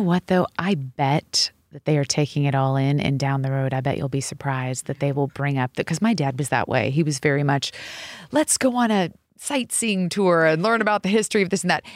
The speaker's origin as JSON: {"language": "English", "town": "Seattle", "region": "Washington", "country": "United States", "tie": "born or raised there", "moved": "yes", "said": "I grew up in Seattle, Washington"}